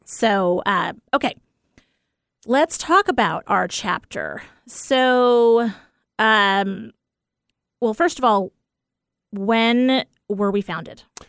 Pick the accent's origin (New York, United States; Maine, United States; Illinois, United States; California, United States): New York, United States; Port Washington; Port Washington, New York, one one oh five oh. That's the town that I was born